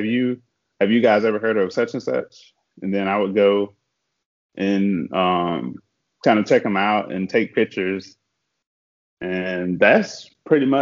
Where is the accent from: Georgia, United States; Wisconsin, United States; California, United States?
Georgia, United States; Elberton; I'm from Elberton, which is, there's nothing there, not even restaurants really, because it's such a small kind of country town